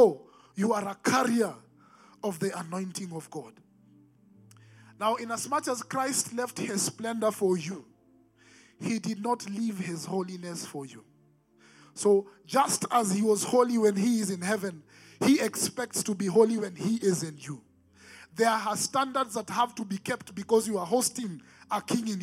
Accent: Nairobi, Kenya; growing up in Nairobi, Eastlands

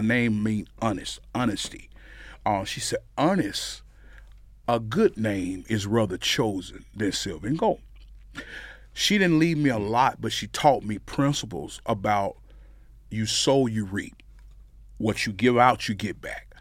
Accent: Amory, Mississippi, United States; moved away as an adult; now in Frisco, United States; I was raised in Amory. Um, there my whole life

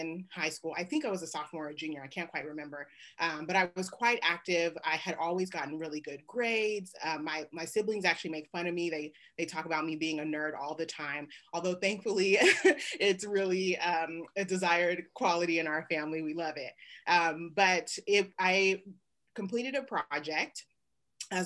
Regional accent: Oakland, California, United States; moved away as an adult; now in Lawrence, Kansas, United States; growing up in the Bay Area

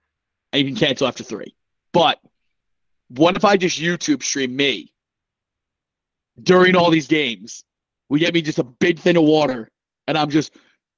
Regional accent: New Jersey, United States; we're both from Jersey.

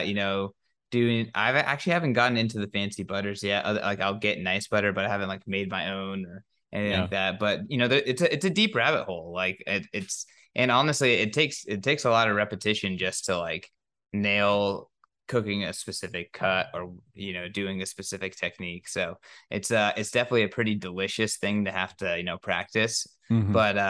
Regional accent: California, United States; now in Nashville, United States; I moved to Nashville from California. So I've been trying to make a lot of Mexican food nice. Just because it's not the same as home.

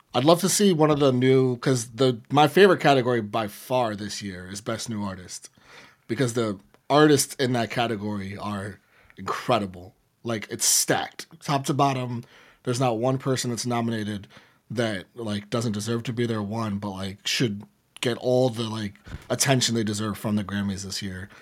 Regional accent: New York City, New York, United States; I'm from the Bronx

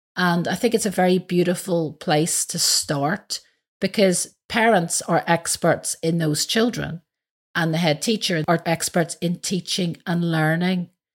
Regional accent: Belfast, Northern Ireland, United Kingdom; moved away; I'm originally from Belfast.

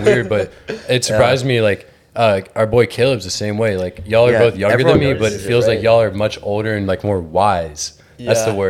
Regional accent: Georgia, United States; born or raised there; now in Houston, United States

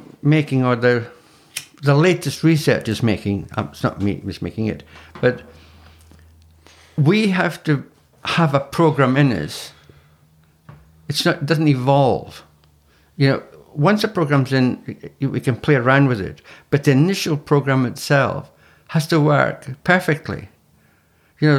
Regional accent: Scottish Highlands, Scotland, United Kingdom; I'm Scottish, from the Highlands. You know, in Scotland.

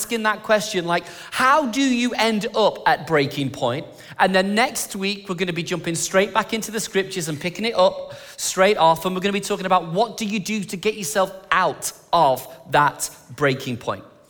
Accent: England, United Kingdom; moved away; I'm English

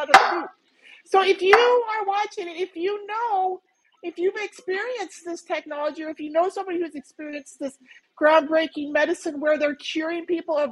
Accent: North Central Montana, United States; moved away as an adult; now in Phoenix, United States; I grew up in North Central Montana, right? And I spent most of my life in Montana.

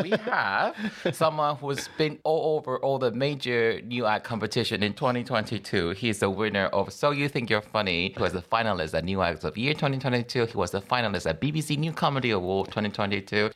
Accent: Taiwan; English is a second language; I'm your Taiwanese comedian

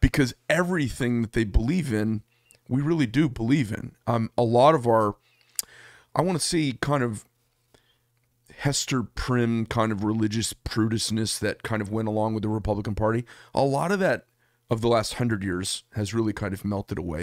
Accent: United States; as an American

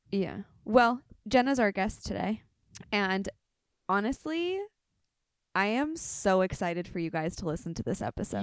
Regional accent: Inland Empire, Riverside County, California, United States; I'm from the Inland Empire

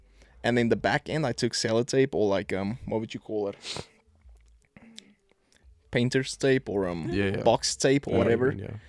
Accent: Pretoria, Gauteng, South Africa; So born and raised in South Africa, you know, Pretoria. My whole family is still back there.

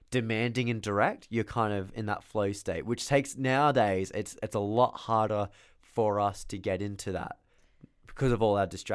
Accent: Australia; I'm from Australia. Grow up.

